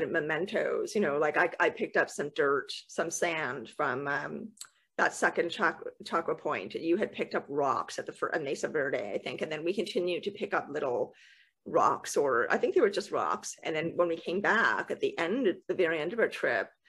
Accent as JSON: {"language": "English", "country": "Canada", "said": "as a Canadian"}